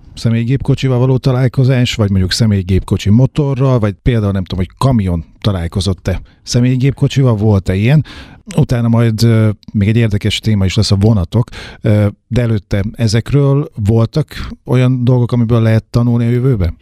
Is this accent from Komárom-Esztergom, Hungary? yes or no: no; Nyíregyháza, Szabolcs-Szatmár-Bereg, Hungary; mint nyíregyházi lakosok